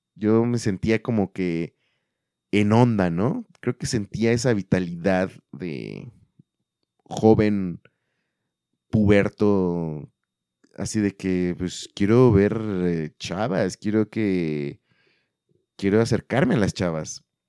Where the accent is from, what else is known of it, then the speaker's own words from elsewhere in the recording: central Mexico, Mexico; now in Guadalajara, Mexico; en el sur o en el centro, para ser más específicos de donde yo soy